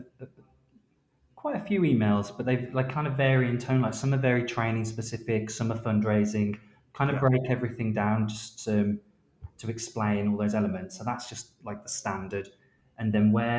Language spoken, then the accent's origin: English; Wolverhampton, West Midlands, United Kingdom; now in London, United Kingdom; we're based in London. I know London. I'm from Wolverhampton.